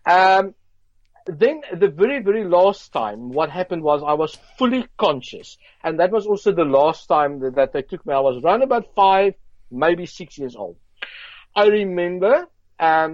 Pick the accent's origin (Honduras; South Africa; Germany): South Africa; Johannesburg, Gauteng; I grew up in South Africa, Johannesburg, Brixton